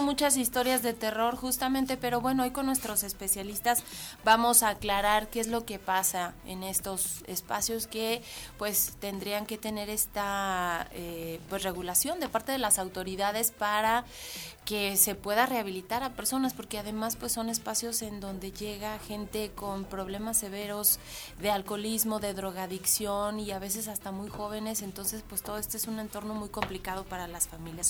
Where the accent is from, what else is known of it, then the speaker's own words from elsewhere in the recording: Mexico; somos vecinos de Estados Unidos y la tradición del Halloween